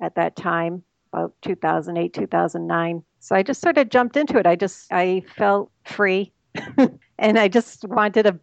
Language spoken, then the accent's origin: English; Boston, Massachusetts, United States; I grew up in Boston, so I'm a Bostonian, sort of. I'm still in Massachusetts